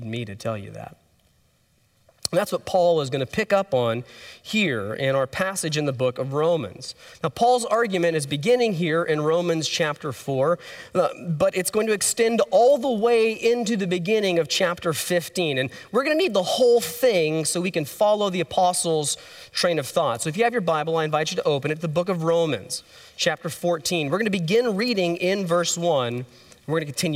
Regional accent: Texas, United States; we're from Texas

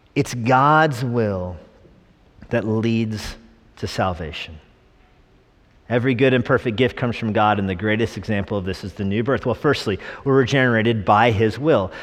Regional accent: New Mexico, United States; I was born in New Mexico.

